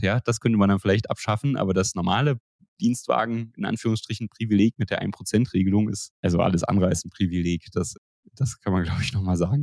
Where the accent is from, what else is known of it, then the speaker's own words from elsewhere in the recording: Germany; bei uns in Deutschland